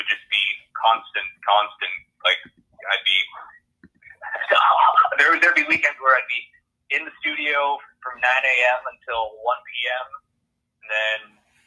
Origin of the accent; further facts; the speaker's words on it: Abbotsford, British Columbia, Canada; moved away as an adult; now in Powell River, Canada; where I'm from